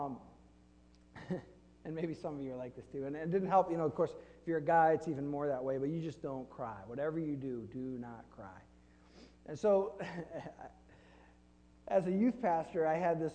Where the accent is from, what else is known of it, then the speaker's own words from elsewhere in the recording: Flint, Michigan, United States; I grew up in Flint, Michigan, and Flint is a factory town